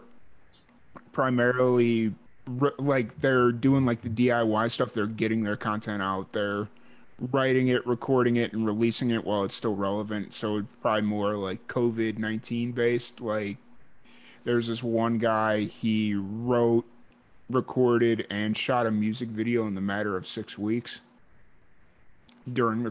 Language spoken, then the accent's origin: English; Chicago, Illinois, United States; I grew up in Chicago or south suburbs of Chicago